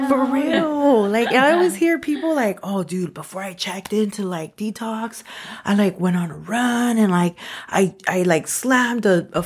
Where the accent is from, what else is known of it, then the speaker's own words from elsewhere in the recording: Los Angeles, California, United States; I grew up in Highland Park, Northeast Los Angeles